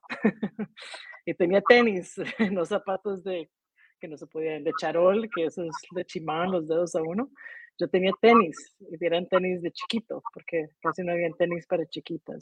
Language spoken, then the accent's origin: Spanish; Heredia, Costa Rica; moved away as an adult; also born or lived in Colorado, United States; Nací en Heredia.